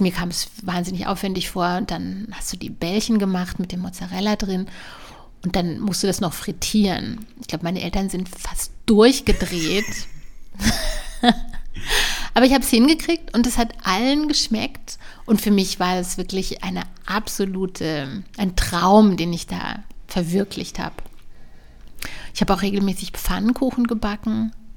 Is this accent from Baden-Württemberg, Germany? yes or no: yes; near Strasbourg, Baden-Württemberg, Germany; ich bin in der Nähe von, von Straßburg aufgewachsen, von Frankreich.